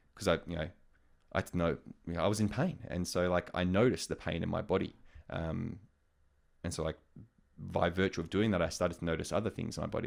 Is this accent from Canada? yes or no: no; Australia; moved away; also born or lived in United States; as an Australian guy in an American context